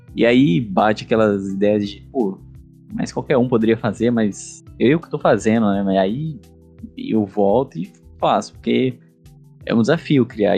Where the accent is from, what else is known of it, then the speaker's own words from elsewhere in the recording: Teixeira de Freitas, Bahia, Brazil; eu sou de Teixeira de Freitas, Bahia